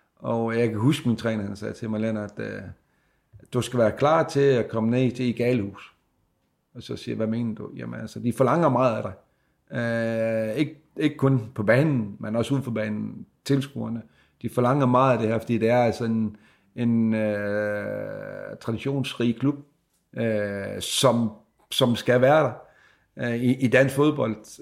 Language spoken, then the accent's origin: Danish; Sæby, North Denmark Region, Denmark; jeg er jo fra Sæbe, og øh, kom ind som øh, junior spiller her til Frederikshavn